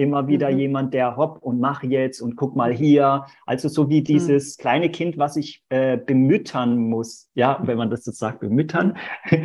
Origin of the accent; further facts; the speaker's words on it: Portugal; now in Germany; ich bin ja gar nicht gebürtig aus Deutschland, sondern in Portugal tatsächlich geboren.